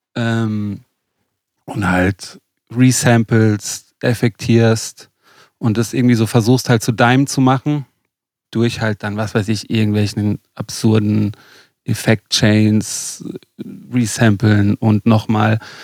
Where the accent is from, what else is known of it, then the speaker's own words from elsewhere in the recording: Lörrach, Baden-Württemberg, Germany; also born or lived in Lake Constance; Ich bin gerade äh, in, in, meiner Heimat in Lörrach.